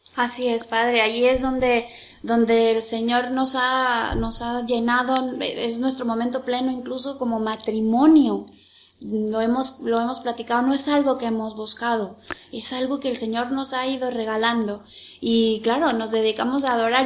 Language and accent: Spanish; Mexico; como los mexicanos que nos llamamos siempre con Guadalupe